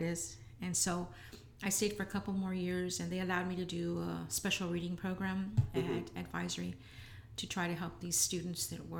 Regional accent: San Antonio, Texas, United States; I'm always proud to say that I'm from the South Side. Even when it wasn't popular

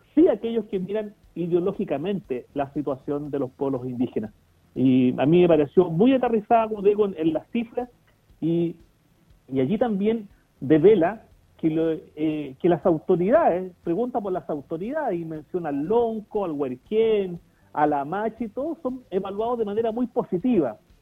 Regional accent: Chile; sentirnos parte de un, de un Estado, que el Estado chileno, ¿cierto? Pero reconociendo nuestros orígenes

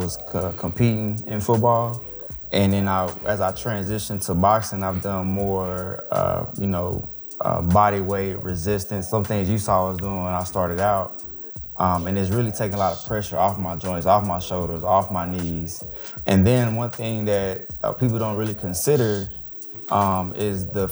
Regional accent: Dallas, Texas, United States; also born or lived in Emporia, Kansas; I'm from Dallas, Texas. So I went to DeSoto High School out here.

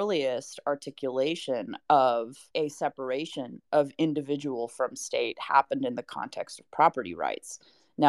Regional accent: United States; I, as an American citizen

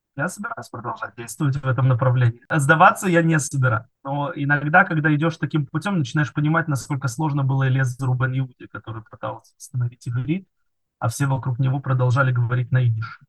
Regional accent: Kerch, Crimea, Ukraine; now in Israel; Кельч, это мой родной город, где я родился и вырос

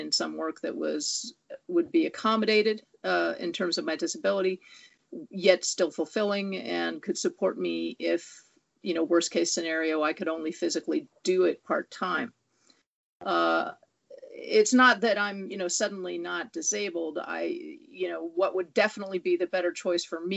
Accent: Southern California, United States; also born or lived in Bay Area, California; now in Los Angeles, United States; I was born and raised in Southern California

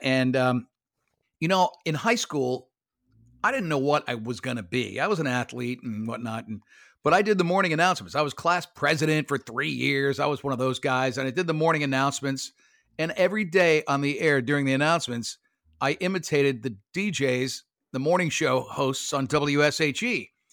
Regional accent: Lake Worth, Florida, United States; also born or lived in Brooklyn, New York; I went to Lake Worth, uh, High School. I was born in Brooklyn, New York, but, uh, we moved to Florida in, in seventy-one

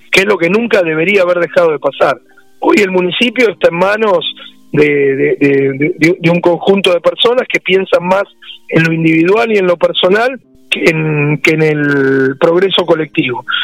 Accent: San Martín, Buenos Aires Province, Argentina; como yo soy de San Martín desde que nací, este, quiero, quiero, quiero hacer todo lo bueno que se hace en Vicente López, quiero traerlo y hacerlo en San Martín.

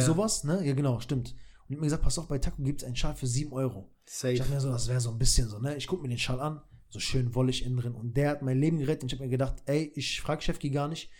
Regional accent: Kosovo; moved away; war ich in meiner Heimat in Kosovo

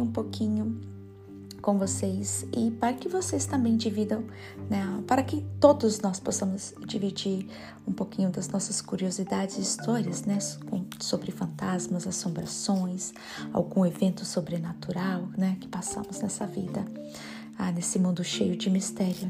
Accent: Gama, Federal District, Brazil; moved away as an adult; now in Richmond, United States; eu sou brasileira, claro, ah, de Brasília, ah, nascida na cidade do Gama, mas ah, saí do Brasil com 28 anos

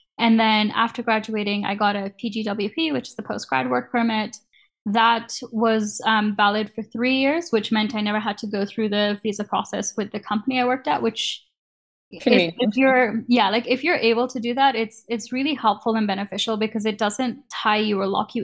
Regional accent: Kenya; moved away as an adult; now in Canada; growing up in Kenya

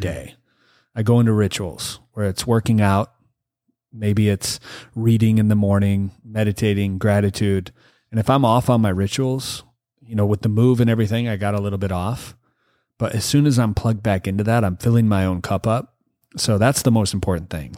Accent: Michigan, United States; now in California, United States; I'm from Michigan.

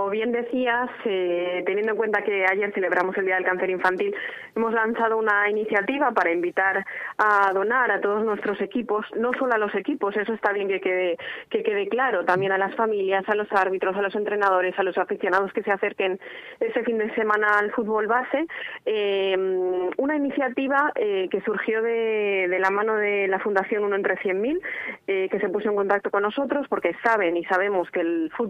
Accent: Spain; somos españoles

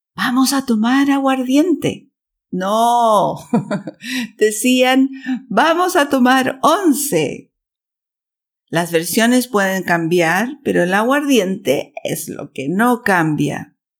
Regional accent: Chile; now in Switzerland; chilena, vivo en Suiza

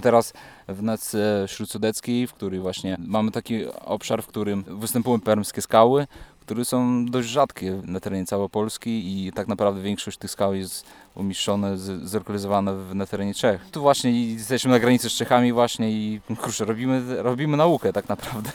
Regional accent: Belarus; moved away as an adult; now in Wrocław, Poland; sam jestem z Białorusi. Przyjechałem tu na studia

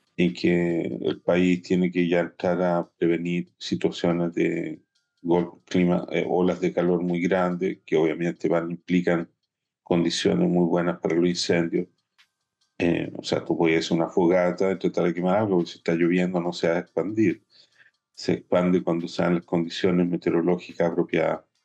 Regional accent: Chile; now in Israel; como comunidad chilena de Israel, de la cual los dos somos directivos

